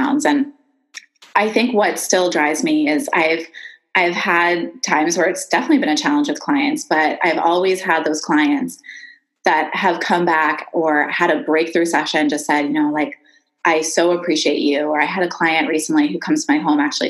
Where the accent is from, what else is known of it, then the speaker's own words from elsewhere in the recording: Philadelphia, Pennsylvania, United States; moved away as an adult; also born or lived in Boston / Hawaii; now in Oregon, United States; I'm from Philadelphia originally.